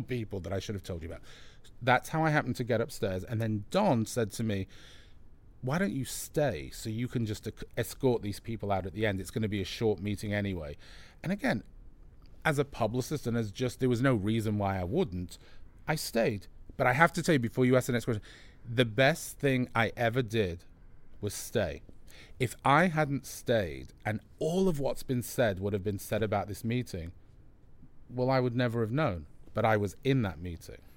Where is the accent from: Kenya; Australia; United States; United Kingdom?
United Kingdom; England; I'm English